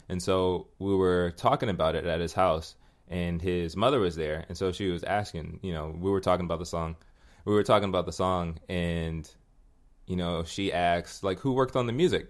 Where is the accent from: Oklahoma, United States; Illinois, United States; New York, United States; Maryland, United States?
Maryland, United States; Hyattsville; I grew up in specifically the town of Louisville in Hyattsville, Maryland